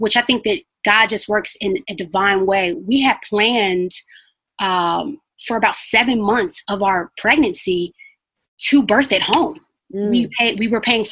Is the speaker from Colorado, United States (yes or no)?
no; Chicago, Illinois, United States; moved away as an adult; also born or lived in Carbondale; now in St. Louis, United States; So we're originally from Chicago